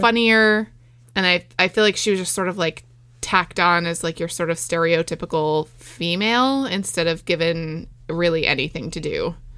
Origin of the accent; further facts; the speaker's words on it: West Islip, New York, United States; It's my hometown